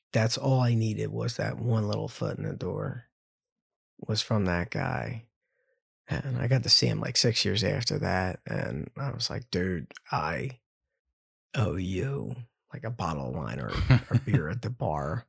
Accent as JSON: {"language": "English", "town": "Ambler", "region": "Pennsylvania", "country": "United States", "tie": "born or raised there", "said": "Love growing up in Ambler. I love knowing that I came from Wissahickon"}